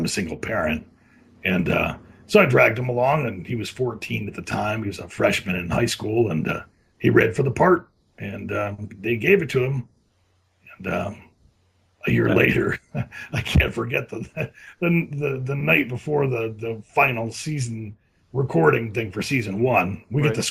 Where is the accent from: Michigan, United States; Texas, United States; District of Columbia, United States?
Michigan, United States; moved away as an adult; now in Los Angeles, United States; I was from Michigan originally